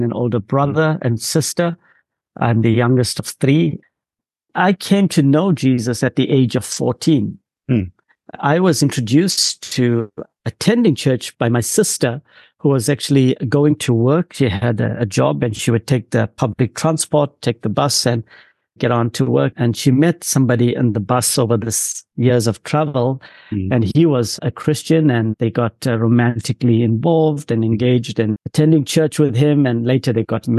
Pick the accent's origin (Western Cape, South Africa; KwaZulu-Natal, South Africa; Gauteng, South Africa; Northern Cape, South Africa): KwaZulu-Natal, South Africa; Durban; grew up largely on the outskirts of a city called Durban in South Africa on the East Coast